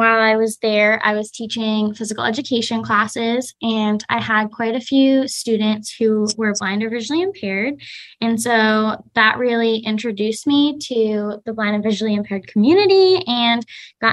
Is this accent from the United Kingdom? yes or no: no; New Hampshire, United States; moved away as an adult; also born or lived in Massachusetts / Wisconsin; now in Vancouver, United States; I am originally from New Hampshire, and I now live in Washington State in Vancouver, Washington.